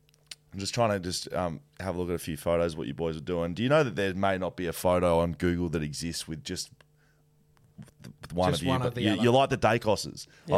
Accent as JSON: {"language": "English", "town": "Geelong", "region": "Victoria", "country": "Australia", "tie": "born or raised there", "moved": "yes", "lives_now": "Western Australia, Australia", "said": "December 16 in Geelong, my hometown."}